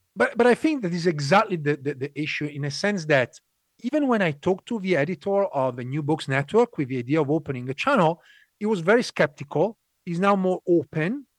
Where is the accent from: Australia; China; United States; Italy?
Italy; moved away as an adult; also born or lived in London; So you mentioned I'm Italian. I was born raised in Italy.